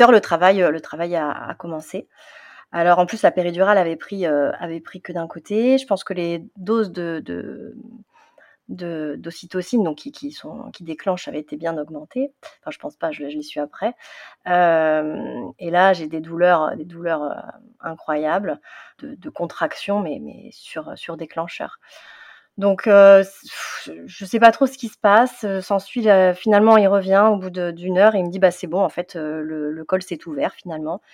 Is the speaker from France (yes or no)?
yes; southern France, France; moved away as an adult; now in Paris region, France; je viens du sud de la France et euh, depuis euh, une quinzaine d'années, j'habite en, région parisienne.